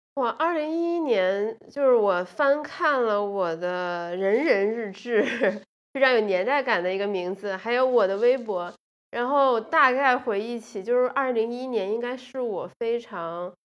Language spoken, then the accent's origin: Chinese; Guangdong, China; 因为我是在广东长大的嘛